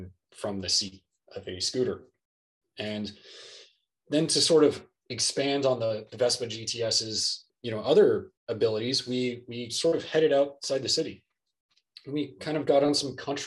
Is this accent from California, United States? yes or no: yes; Southern California, United States; I grew up in Southern California